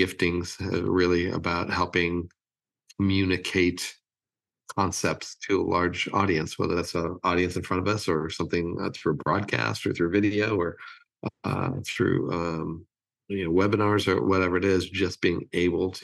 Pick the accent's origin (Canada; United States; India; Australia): United States; Los Angeles, California; moved away as an adult; also born or lived in Rochester, New York; now in Nashville, United States; I grew up in California, and I grew up in LA, and lived there until I was 50, and then moved here to the lovely city of Nashville